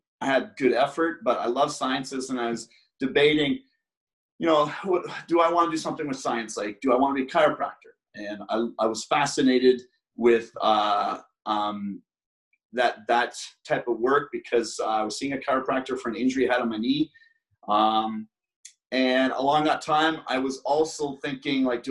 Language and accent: English; Brockville, Ontario, Canada; I was living in my hometown of Brockville